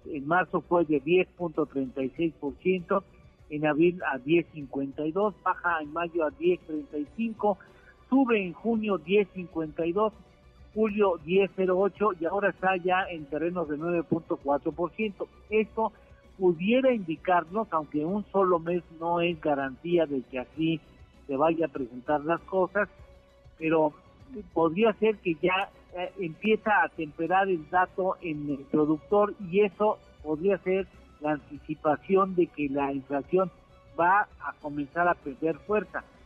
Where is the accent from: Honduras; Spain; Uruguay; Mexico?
Mexico